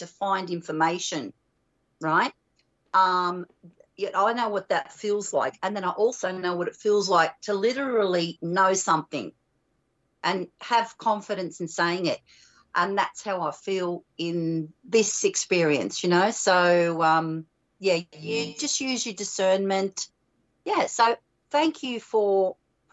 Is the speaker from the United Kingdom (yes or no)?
no; Australia; growing up in Australia